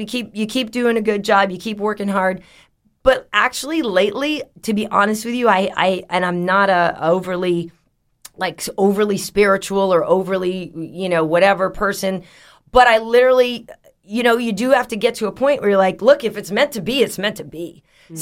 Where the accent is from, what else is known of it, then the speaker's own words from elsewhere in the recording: Boston, Massachusetts, United States; I'm from Boston